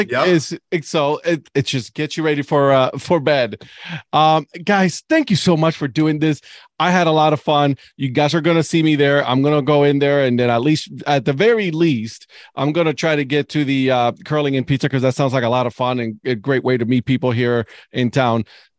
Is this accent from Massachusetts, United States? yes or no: no; Cleveland, Ohio, United States; But yeah, I'm from Cleveland, so we gotta have our Burtman's, you know, spicy mustard with some ketchup.